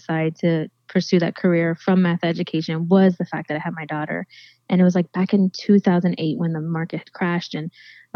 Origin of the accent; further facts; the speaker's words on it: Florida, United States; I was raised right here in Florida by my dad with my sister growing up. We've lived here pretty much most our lives.